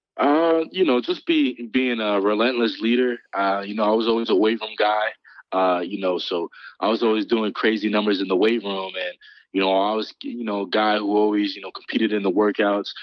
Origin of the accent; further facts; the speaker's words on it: Morris Plains, New Jersey, United States; also born or lived in Philadelphia; growing up in Jersey